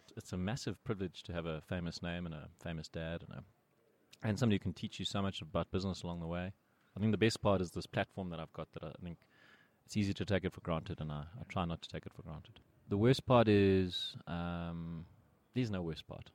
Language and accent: English; Pretoria, Gauteng, South Africa; I grew up in Pretoria and I went to the Glen High School